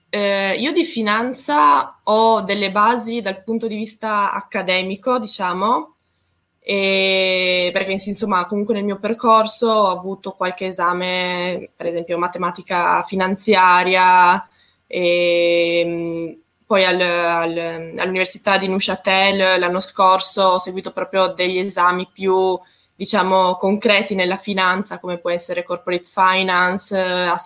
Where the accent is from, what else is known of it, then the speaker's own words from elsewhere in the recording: Trieste, Friuli-Venezia Giulia, Italy; io vengo da Trieste, ho sempre vissuto là praticamente